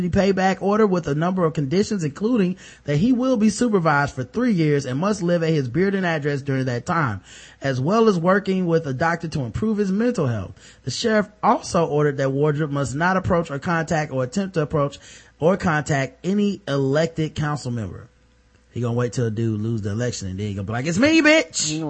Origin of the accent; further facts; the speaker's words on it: Port Arthur, Texas, United States; I'm from Port Arthur, Texas. I'm a woman.